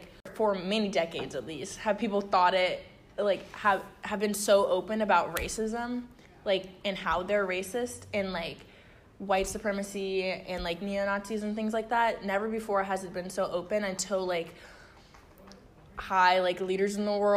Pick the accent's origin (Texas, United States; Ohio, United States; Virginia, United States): Virginia, United States; Richmond; being African American in a southern city like Richmond is uh, it's hard at times